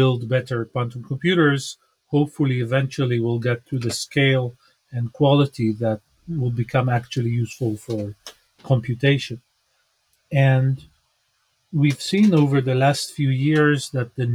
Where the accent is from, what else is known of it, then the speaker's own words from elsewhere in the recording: Israel; I was born in Israel, grew up here.